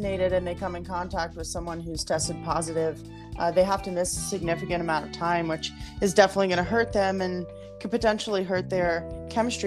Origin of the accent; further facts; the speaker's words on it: Baltimore, Maryland, United States; moved away as an adult; also born or lived in Colorado; now in Denver, United States; I'm from Baltimore, raised there most of my life.